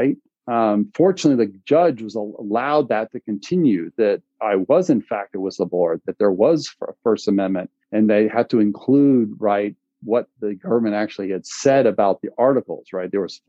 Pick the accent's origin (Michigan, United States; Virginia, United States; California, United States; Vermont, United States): Vermont, United States; one of my home state, quote unquote, is Vermont, wouldn't touch it.